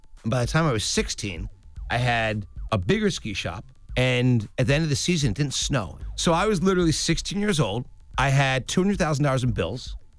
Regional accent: Pennsylvania, United States; Yeah, suburban Philadelphia.

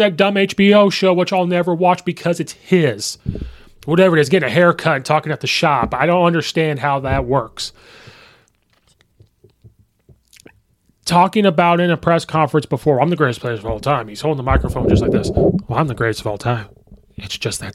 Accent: Illinois, United States; I have been a Bulls fan since birth because I was born in Illinois.

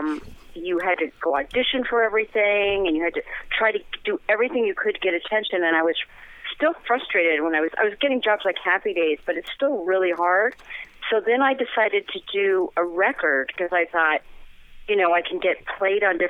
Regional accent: Los Angeles, California, United States; accent: Valley girl; also born or lived in San Francisco; I was born in the Valley, and I was raised in the Valley

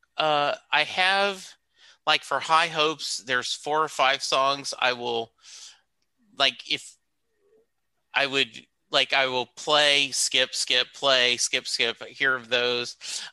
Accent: Rose Pine, Louisiana, United States; time growing up in Rose Pine, Louisiana, where my grandparents owned a dairy farm

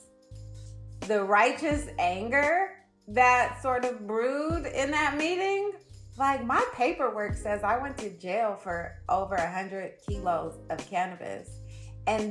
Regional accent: Oakland, California, United States; I'm from Oakland.

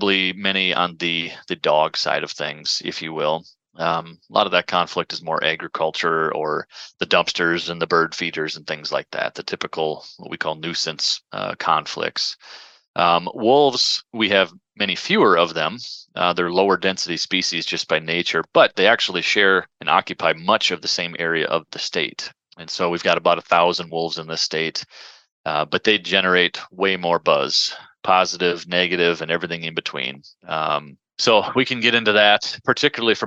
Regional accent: Minnesota, United States; moved away as an adult; also born or lived in South Dakota; now in northern Wisconsin, United States; I grew up in Minnesota, and so we had pheasants literally out our back door

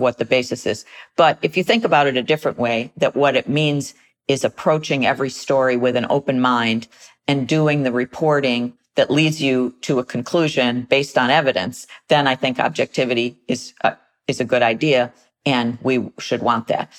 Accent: United States; as American citizens

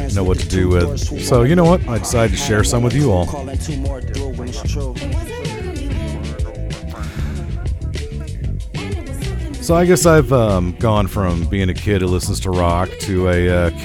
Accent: Middle America, Midwest, United States; like any red-blooded American male from Middle America, I had a crappy rock station in my hometown. KATT The Cat, 100.5 FM.

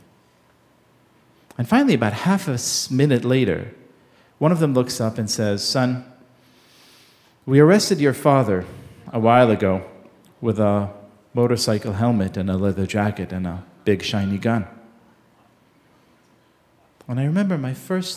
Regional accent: Israel; I grew up in Israel in the 1980s

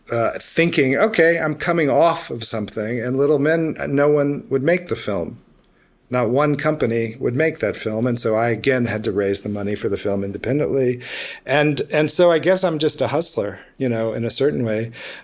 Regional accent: Memphis, Tennessee, United States; I'm American. I'm from Memphis, Tennessee. You know, I'm like born and bred here.

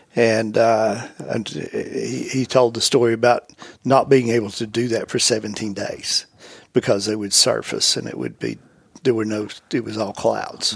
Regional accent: the Southland, United States; I grew up in the Southland

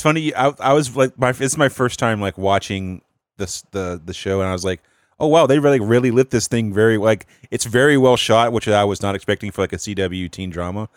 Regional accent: North Carolina, United States; I'm from the South, North Carolina

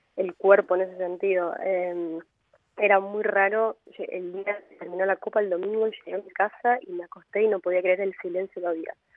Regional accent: Chaco, Argentina; yo soy de Chaco

